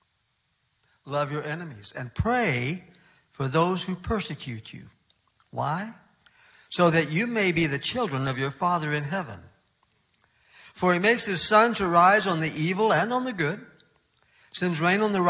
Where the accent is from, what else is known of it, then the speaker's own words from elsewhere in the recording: South Dakota, United States; moved away as an adult; also born or lived in Boston; I grew up in South Dakota, where there are storms and blizzards almost every week